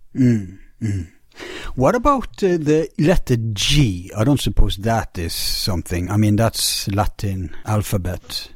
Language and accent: English; Bergen, Vestland, Norway; my hometown Bergen